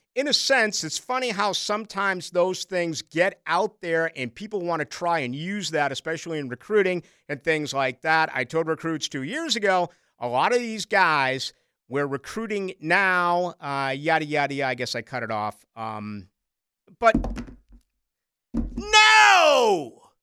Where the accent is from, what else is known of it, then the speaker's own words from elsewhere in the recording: Boston, Massachusetts, United States; moved away; I grew up in Boston